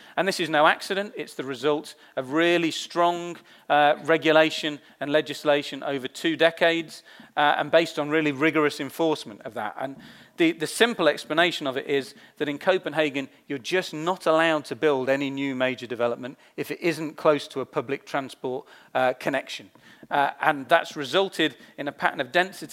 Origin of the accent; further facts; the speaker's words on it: London, United Kingdom; for me as a Londoner